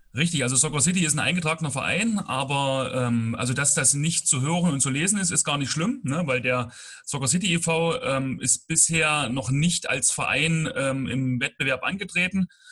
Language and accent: German; Bad Langensalza, Thuringia, Germany; komme gebürtig aus Bad Langsalza